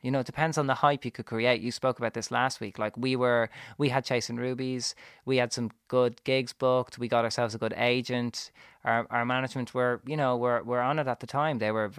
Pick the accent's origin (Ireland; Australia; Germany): Ireland; Also we arrived as domestic British artists, but we're from Ireland.